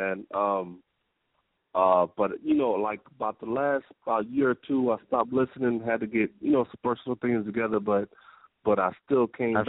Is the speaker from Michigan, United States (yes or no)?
yes; Detroit, Michigan, United States; now in Atlanta, United States; but I'm originally from Detroit. I'm down here in ATL now.